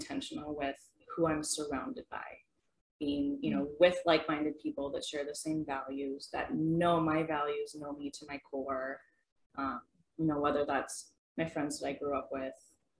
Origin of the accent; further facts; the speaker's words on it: Detroit Lakes, Minnesota, United States; moved away as an adult; also born or lived in Fargo, North Dakota; now in Horace, United States; I am originally from Detroit Lakes, Minnesota, graduated high school, moved here to Fargo